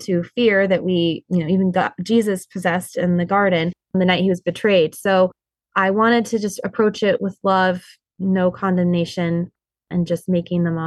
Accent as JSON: {"language": "English", "region": "Montana", "country": "United States", "moved": "yes", "lives_now": "Michigan, United States", "said": "we live here in Michigan. I'm originally actually from Montana."}